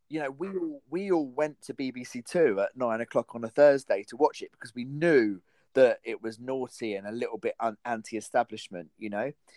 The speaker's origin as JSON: {"language": "English", "country": "United Kingdom", "said": "I am a British person"}